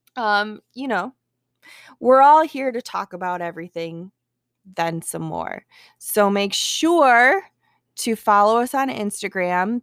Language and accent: English; Milwaukee, Wisconsin, United States; my hometown, Milwaukee